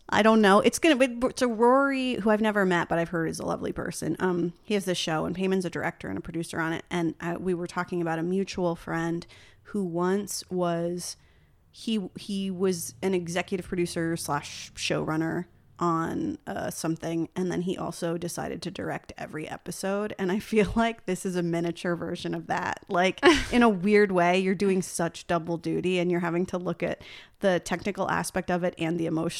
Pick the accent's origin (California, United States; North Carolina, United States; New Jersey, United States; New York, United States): New Jersey, United States; I'm here on Where Are You From today with a fellow New Jersey native